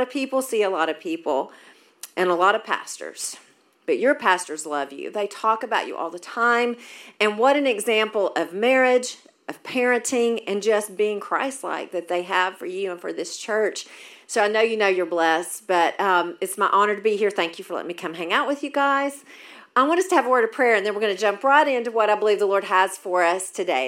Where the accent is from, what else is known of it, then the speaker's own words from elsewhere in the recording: Maryville, United States; moved away; I was raised in Maryville, so this is awesome to be back in my hometown